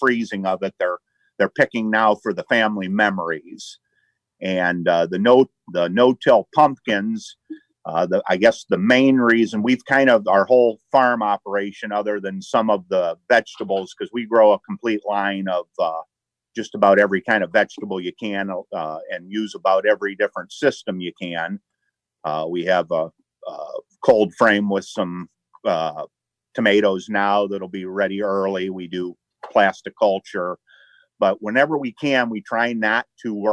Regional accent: Hobart, Indiana, United States; we're from Hobart, Indiana. That's up in the north. I guess we're on the far eastern side of Lake County. We have a family farm. I guess we're the fourth generation here

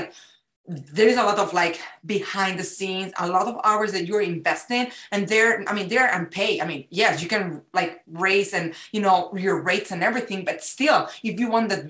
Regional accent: Spain; now in United States; it's like a little extra ingredient that it's mixing America, what I learned here, plus who I am from Spain.

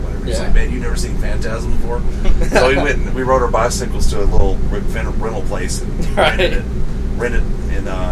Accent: Fayetteville, North Carolina, United States; my hometown of Fayetteville, North Carolina

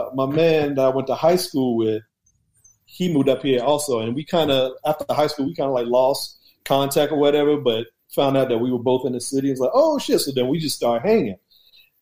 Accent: Charleston, South Carolina, United States; moved away as an adult; now in Washington, D.C. area, United States; Born and raised in Charleston, South Carolina.

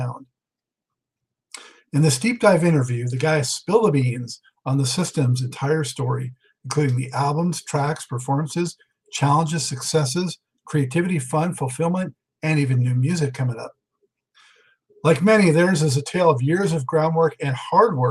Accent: Los Angeles, California, United States; I was born in Los Angeles, but my entire family's from New York

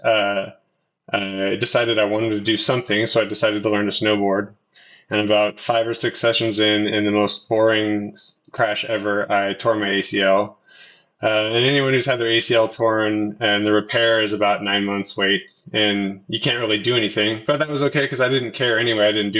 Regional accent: Kitsap Peninsula, Washington, United States; moved away as an adult; also born or lived in Oregon / Bend, Oregon; now in Bellingham, United States; My parents separated when I was a baby, and I spent most of my life on the Kitsap Peninsula with my mom and my sister

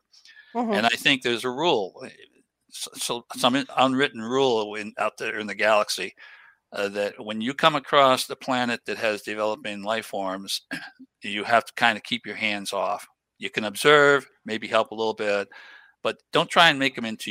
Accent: New England, United States; I grew up in New England area

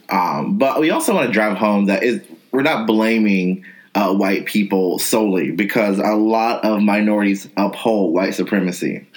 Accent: North Carolina, United States; as a person of color growing up in North Carolina, I was in all black spaces

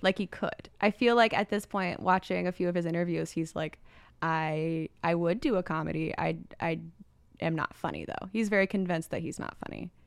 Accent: Indiana, United States; moved away; I'm just from Indiana

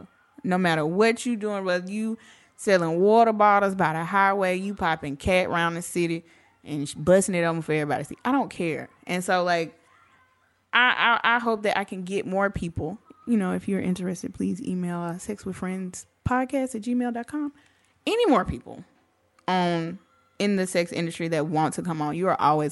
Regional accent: the South, United States; I'm from the South.

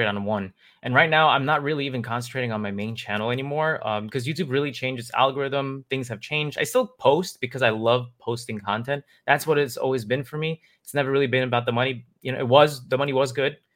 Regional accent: New York City, New York, United States; I grew up in Queens and Queens, New York

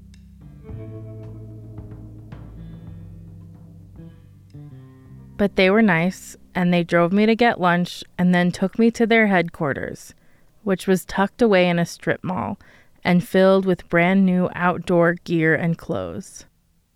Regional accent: Denver, Colorado, United States; Where I grew up in Denver

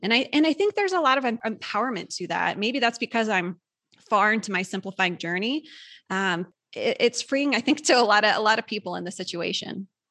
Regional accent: Midwest, United States; moved away; we're both from the Midwest originally

